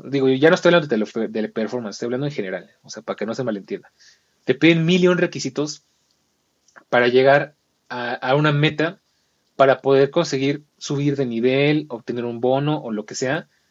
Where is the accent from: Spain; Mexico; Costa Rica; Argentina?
Mexico; nosotros como mexicanos